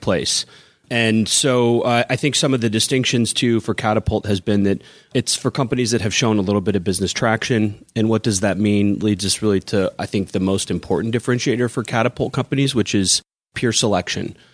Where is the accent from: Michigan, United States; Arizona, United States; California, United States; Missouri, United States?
Missouri, United States; Kansas City; moved away as an adult; now in Chicago, United States; I grew up in Kansas City, I moved to Chicago because I thought there'd be bigger and better and cooler things